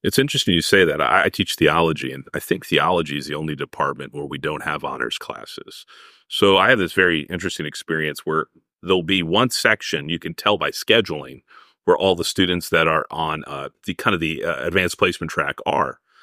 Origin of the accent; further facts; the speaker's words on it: Arizona, United States; moved away; I'm from Arizona